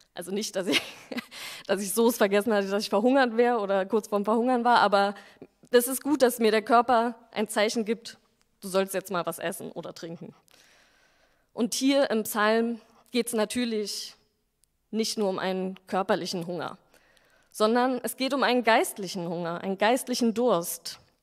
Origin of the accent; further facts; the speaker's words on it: Berlin, Germany; also born or lived in Stuttgart; ich bin Berlinerin, habe aber vier Jahre lang in Stuttgart gearbeitet